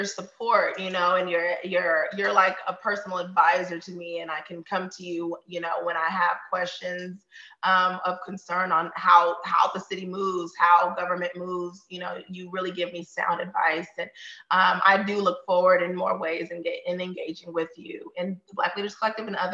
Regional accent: Austin, Texas, United States; I was born and raised here in old East Austin to a single mom and two sisters.

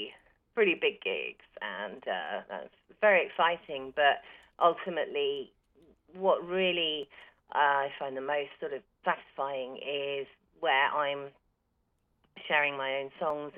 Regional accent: Bath, South West England, United Kingdom; where I come from, Bath

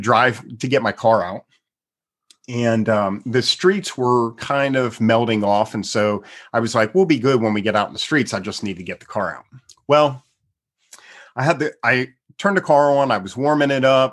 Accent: Pennsylvania, United States; now in Texas, United States; I'm originally from the East Coast, from Pennsylvania, so I'm familiar with snow and ice and all that kind of stuff

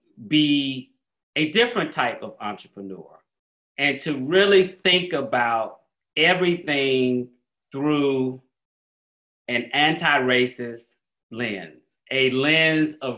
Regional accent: Atlanta, Georgia, United States; moved away as an adult; I grew up in Black Atlanta. Everything I saw that was inspiration to me growing up in Atlanta was Black

